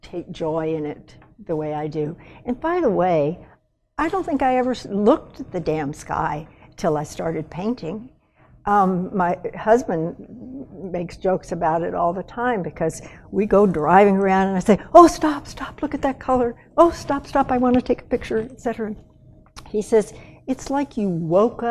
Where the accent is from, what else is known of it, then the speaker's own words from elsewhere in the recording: West Texas, United States; now in Montana, United States; I grew up in West Texas